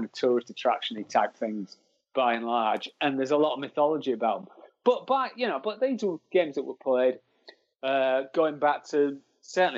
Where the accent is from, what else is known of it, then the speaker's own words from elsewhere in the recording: Hull, Yorkshire and the Humber, United Kingdom; as you might be able to tell from the accent, I'm from Hull.